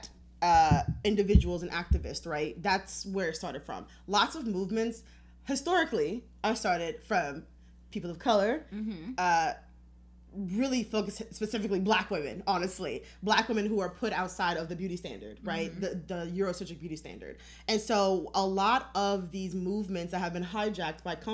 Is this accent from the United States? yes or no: yes; Detroit, Michigan, United States; we're both from Detroit